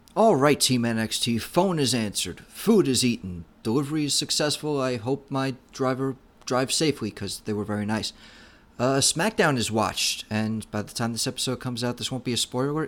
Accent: New York City, New York, United States; I'm from New York City

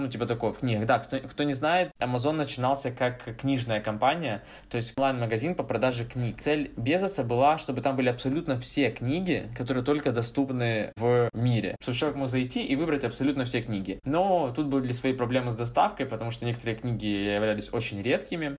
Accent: Ukraine; я из Украины

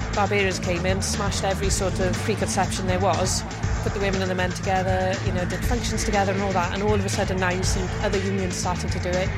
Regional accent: Wales, United Kingdom; I'm a Welsh girl through and through

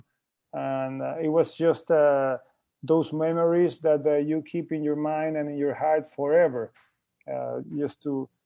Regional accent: Guayaquil, Guayas, Ecuador; my hometown in Guayaquil.

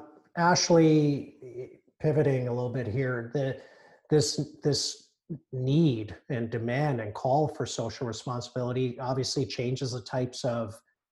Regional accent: Johannesburg, Gauteng, South Africa; now in Canada; I was born in Johannesburg

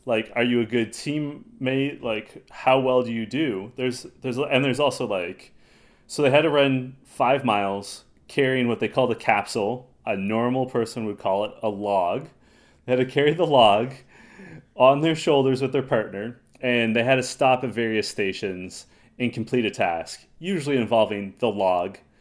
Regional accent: Toronto, Ontario, Canada; we're from Toronto

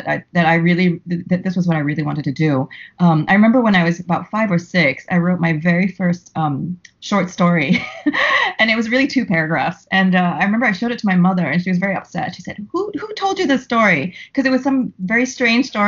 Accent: Singapore; moved away as an adult; now in New York, United States; I'm Singaporean, and my whole family lives in Singapore

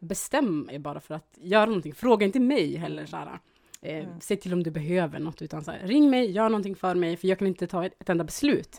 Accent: Dikanäs, Västerbotten County, Sweden; jag är ju uppväxt då i Eh, Västerbotens inland, Dikanas

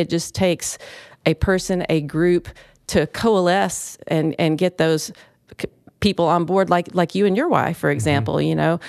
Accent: Martin, Tennessee, United States; And I'm originally from West Tennessee, and I lived away for a long time.

